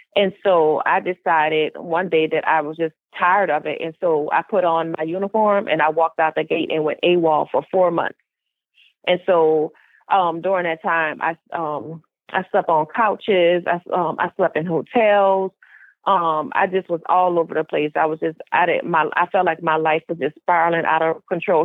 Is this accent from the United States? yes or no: yes; New Orleans, Louisiana, United States; now in Houston, United States; I am originally from New Orleans, Louisiana, but of course, currently I reside in Houston, Texas.